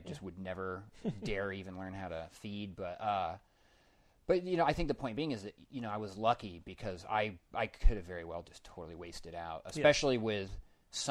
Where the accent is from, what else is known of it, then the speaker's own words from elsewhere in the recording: Denver, Colorado, United States; I grew up in Denver